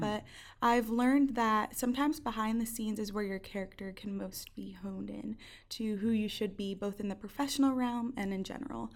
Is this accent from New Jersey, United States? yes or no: yes; Hawthorne, New Jersey, United States; moved away as an adult; also born or lived in Schroon Lake, New York; I'm from Hawthorne, New Jersey. Um, yes, North Jersey